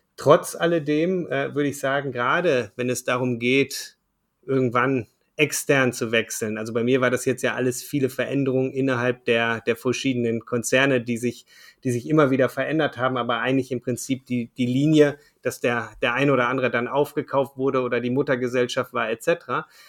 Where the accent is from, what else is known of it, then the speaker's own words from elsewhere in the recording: Ruhr area, North Rhine-Westphalia, Germany; also born or lived in Düsseldorf; Ich komme ursprünglich aus dem Ruhrgebiet, äh, bin dort äh, geboren, aufgewachsen